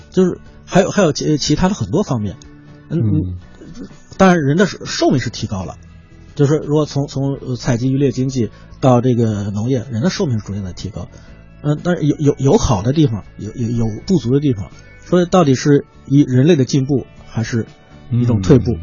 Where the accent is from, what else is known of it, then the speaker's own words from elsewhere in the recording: Hebei, China; 因为我是河北的